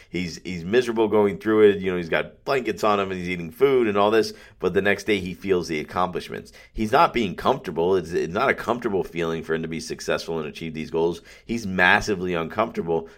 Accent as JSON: {"language": "English", "town": "Pembroke Pines", "region": "Florida", "country": "United States", "tie": "born or raised there", "said": "I love Pembroke Pines. I love my hometown."}